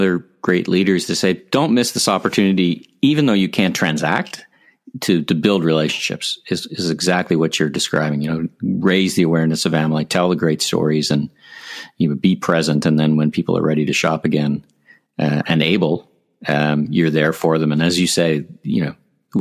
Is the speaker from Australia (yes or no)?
no; Canada; I'm proud Canadian